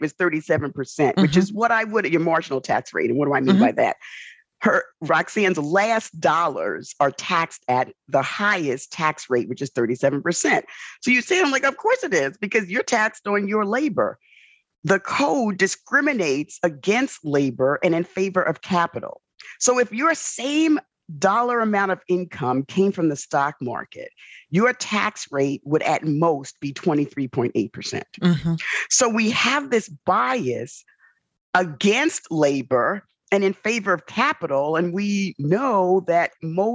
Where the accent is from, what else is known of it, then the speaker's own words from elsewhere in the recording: New York City, New York, United States; born and raised in the South Bronx